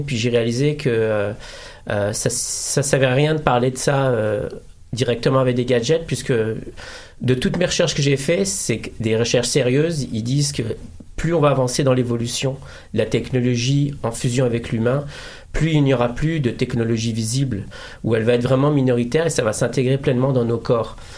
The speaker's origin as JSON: {"language": "French", "country": "Morocco", "said": "Je suis marocain"}